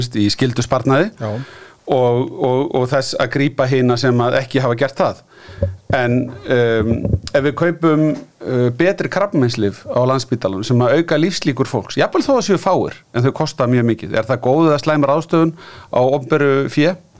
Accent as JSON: {"language": "Icelandic", "country": "Iceland", "said": "við Íslendingar"}